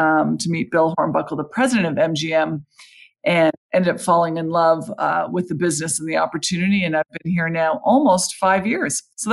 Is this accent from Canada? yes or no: yes; Canada; moved away; in Canada, I'm Canadian